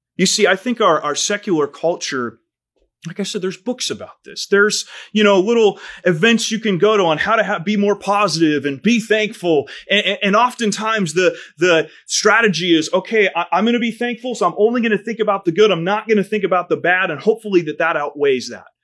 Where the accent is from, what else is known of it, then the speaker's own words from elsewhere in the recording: United States; for a kid growing up in America, I'd never skipped a meal in my life